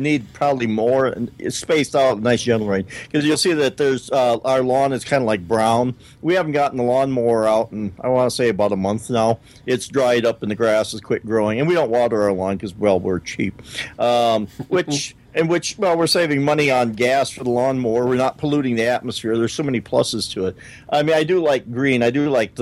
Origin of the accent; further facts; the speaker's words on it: South Dakota, United States; we're from South Dakota